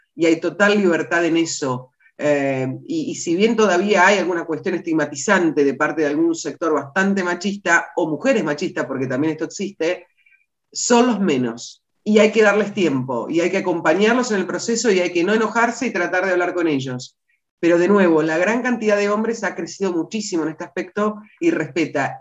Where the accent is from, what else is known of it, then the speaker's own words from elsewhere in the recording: Las Flores, Buenos Aires Province, Argentina; also born or lived in San Carlos de Bariloche; cuando regresamos a Las Flores, que es mi ciudad natal